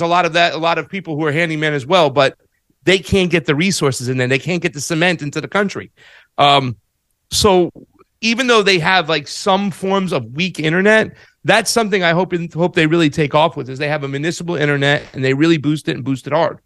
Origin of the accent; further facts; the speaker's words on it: United States; I'm American